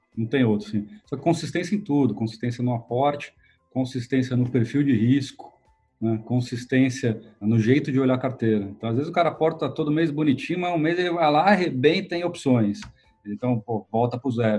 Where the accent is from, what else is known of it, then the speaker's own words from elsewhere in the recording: Brazil; moved away; eu é sou nascido e criado no Brasil